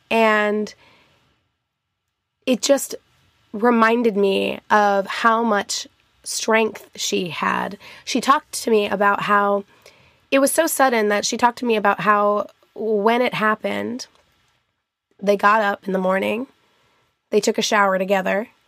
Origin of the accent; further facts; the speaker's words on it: Albuquerque, New Mexico, United States; born there; I was born in Albuquerque, New Mexico, and my grandparents both my grandma still lives there